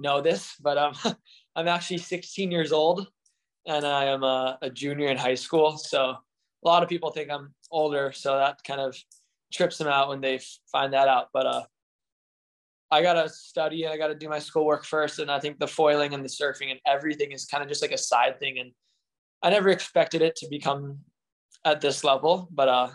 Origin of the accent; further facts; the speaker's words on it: Honolulu, Hawaii, United States; I'm from Oahu, in Hawaii. On the South Shore, Oahu is where I live.